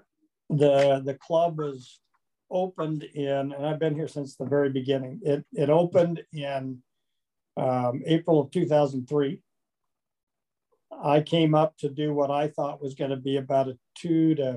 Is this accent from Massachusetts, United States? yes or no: no; Kansas, United States; now in Arizona, United States; I'm from Kansas originally, so I'm a Flatlander.